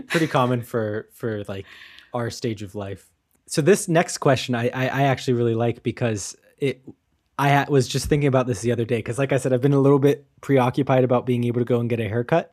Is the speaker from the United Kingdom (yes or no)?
no; United States; moved away as an adult; now in Germany; as an American